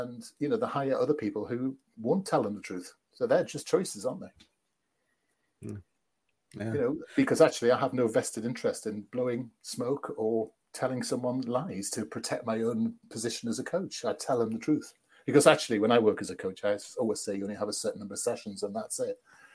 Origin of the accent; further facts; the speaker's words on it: United Kingdom; I'm from Britain